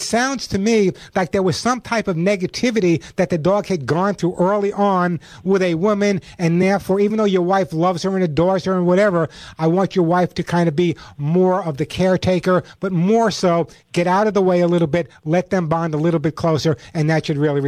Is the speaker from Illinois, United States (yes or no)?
no; New York, United States; now in California, United States; I'm originally from New York. I live in California now, but obviously I have no New York Bronx accent.